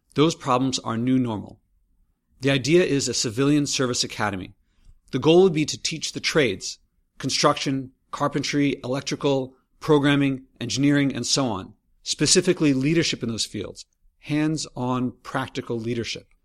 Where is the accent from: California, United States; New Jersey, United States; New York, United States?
New York, United States; As a New Yorker